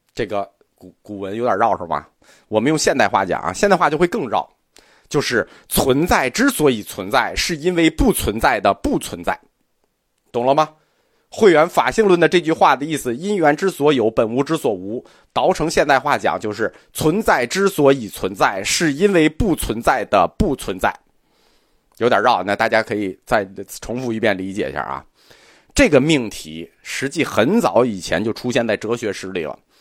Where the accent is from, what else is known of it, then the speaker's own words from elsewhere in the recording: China; 我们中国人